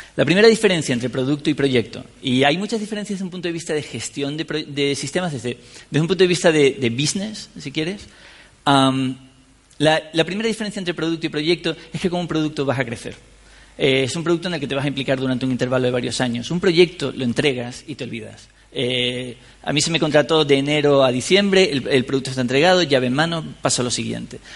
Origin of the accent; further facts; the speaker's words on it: San Cristóbal de La Laguna, Canary Islands, Spain; yo soy de La Laguna, en Tenerife